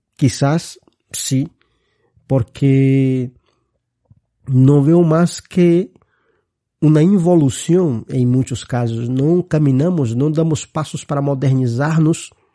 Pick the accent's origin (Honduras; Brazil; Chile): Brazil; Spanish is a second language; moved away as an adult; now in Spain; soy brasileño. Mi formación es de ahí. llevo muchos años viviendo aquí en España